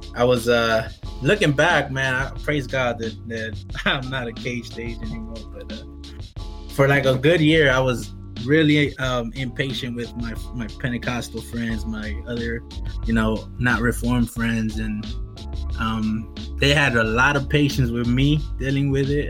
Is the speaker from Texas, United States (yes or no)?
no; California, United States; moved away as an adult; now in Arizona, United States; I'm from California